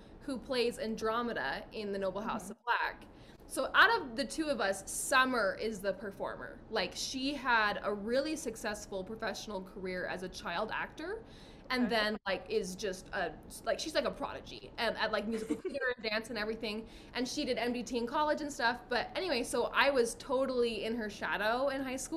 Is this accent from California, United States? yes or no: no; Utah, United States; I'm from Utah